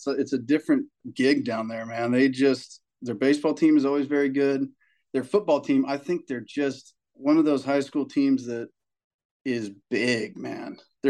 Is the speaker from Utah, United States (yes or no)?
no; Carlsbad, California, United States; We come from Carlsbad, which is, it's like a beach town. There's money here. It's not like the richest place in San Diego, but there, you go buy a little shack for $1 million in Carlsbad.